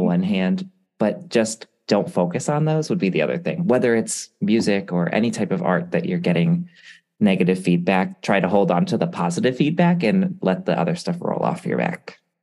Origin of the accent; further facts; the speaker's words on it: Connecticut, United States; also born or lived in Hawaii; I'm from Connecticut